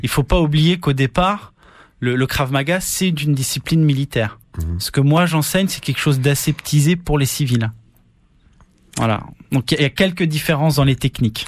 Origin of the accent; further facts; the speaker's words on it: France; moved away as an adult; now in Tahiti, French Polynesia; là d'où je viens en métropole